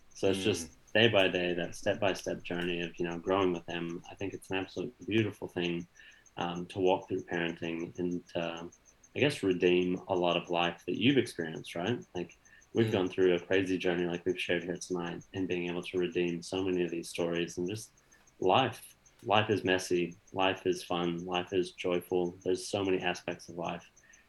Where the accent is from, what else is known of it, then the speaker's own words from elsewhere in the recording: United States; moved away; at least my experience in growing up in America was all about, you know, the fast takeaway